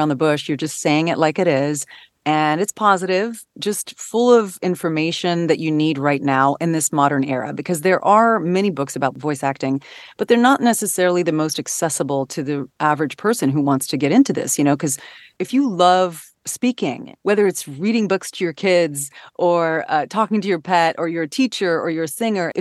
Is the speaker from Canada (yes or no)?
yes; Canada; now in United States; I'm originally from Canada